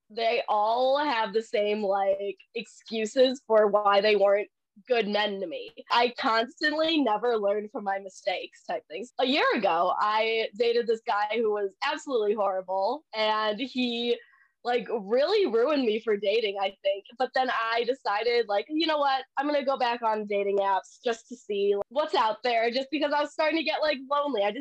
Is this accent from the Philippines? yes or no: yes; Philippines; I'm Filipino.